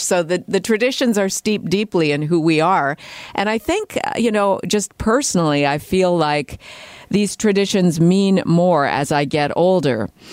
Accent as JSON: {"language": "English", "country": "Canada", "tie": "born or raised there", "said": "growing up in Canada as a Christian in the United Church"}